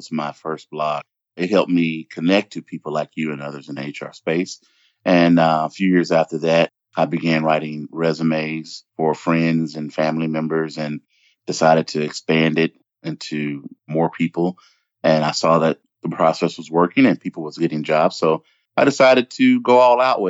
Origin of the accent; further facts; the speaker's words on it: Memphis, Tennessee, United States; moved away as an adult; also born or lived in Davenport, Iowa / Columbus, Ohio; I'm born and raised in Memphis, Tennessee